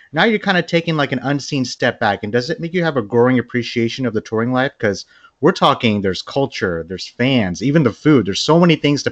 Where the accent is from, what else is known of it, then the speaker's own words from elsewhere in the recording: Bangladesh; I'm from Bangladesh